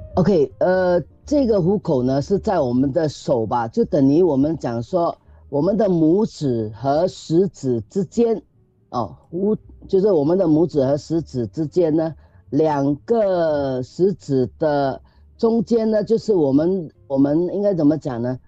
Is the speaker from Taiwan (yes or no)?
no; Singapore; 我们新加坡人